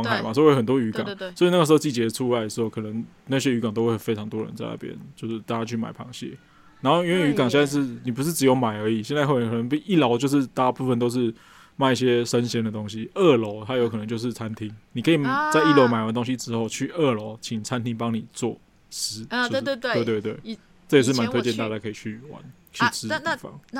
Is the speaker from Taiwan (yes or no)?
no; Hong Kong; 嗯，我们就是香港人嘛，就是比较广东人也好，什么都好，比较煲汤嘛